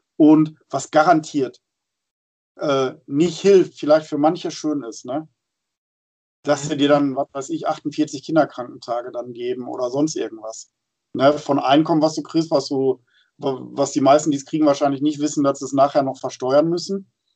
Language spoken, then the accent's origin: German; Friesland, Lower Saxony, Germany; moved away; da habe ich ja immer ein schönes Ohr hin in meine alte Heimat